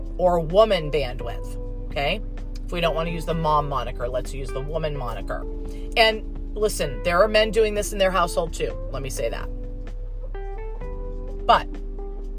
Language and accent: English; United States; as an American